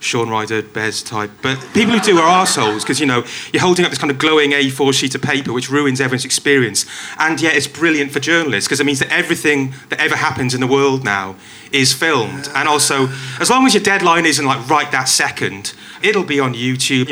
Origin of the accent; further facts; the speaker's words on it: Wales, United Kingdom; I'm Welsh